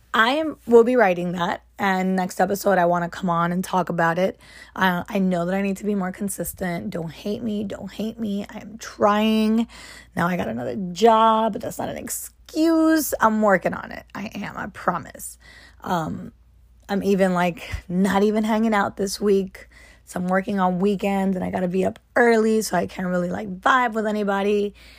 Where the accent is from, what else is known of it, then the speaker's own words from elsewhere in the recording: United States; as an American